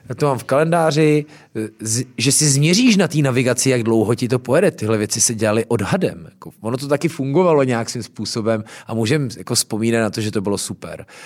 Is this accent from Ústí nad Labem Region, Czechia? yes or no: yes; Louny, Ústí nad Labem Region, Czechia; jsem z Loun, takže jsme vždycky měli chmelový brigády